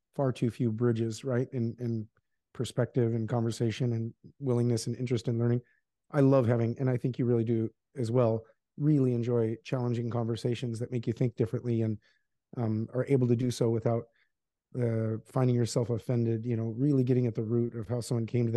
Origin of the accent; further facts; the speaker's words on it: Alaska, United States; moved away as an adult; also born or lived in Seattle; I grew up in Alaska